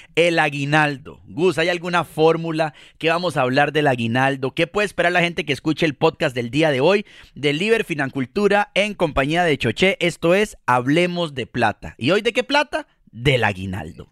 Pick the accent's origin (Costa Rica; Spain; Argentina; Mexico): Costa Rica; como decimos eh, en Costa Rica, les decimos carajillos a los niños